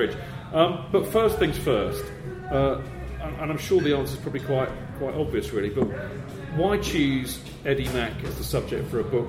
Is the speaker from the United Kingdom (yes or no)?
yes; Hampshire, South East England, United Kingdom; I grew up in Hampshire